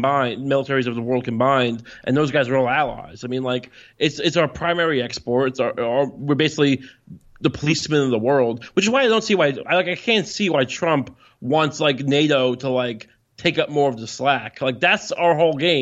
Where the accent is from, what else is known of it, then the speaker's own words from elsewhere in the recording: Long Island, New York, United States; I'm from Long Island.